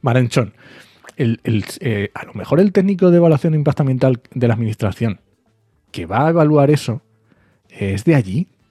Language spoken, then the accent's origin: Spanish; Asturias, Spain; yo soy asturiano